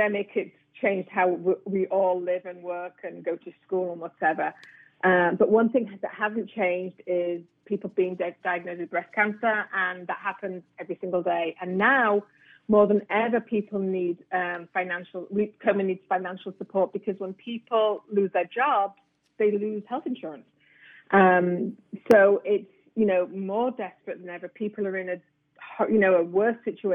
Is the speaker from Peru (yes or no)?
no; England, United Kingdom; now in South Florida, United States; I'm from England, so the majority of my family's in England